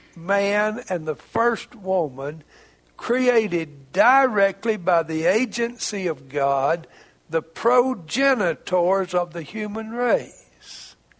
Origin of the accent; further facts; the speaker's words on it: Jasper County, Mississippi, United States; also born or lived in Arkansas; I grew up in Jasper County, Mississippi. I grew up out in the country.